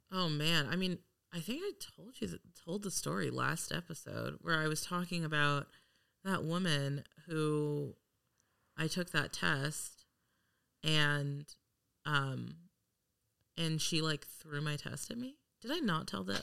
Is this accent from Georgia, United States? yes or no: no; Los Angeles, California, United States; I am from Los Angeles